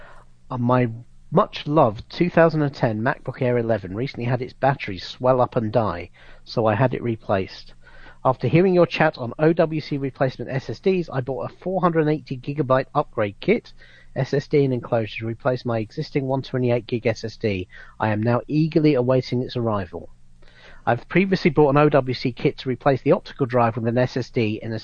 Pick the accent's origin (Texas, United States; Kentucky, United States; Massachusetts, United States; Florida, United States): Florida, United States; growing up in Florida as a kid